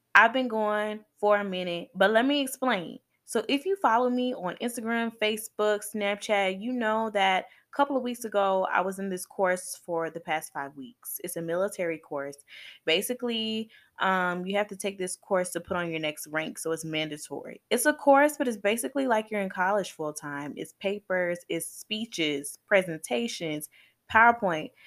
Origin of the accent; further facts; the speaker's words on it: Atlanta, Georgia, United States; I'm from Zone Six